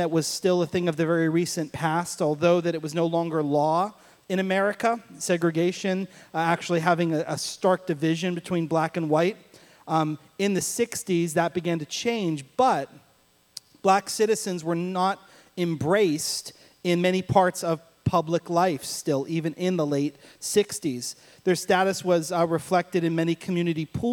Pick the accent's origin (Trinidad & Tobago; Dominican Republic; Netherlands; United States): United States; Pittsburgh, Pennsylvania; moved away; I grew up in Pittsburgh, Pennsylvania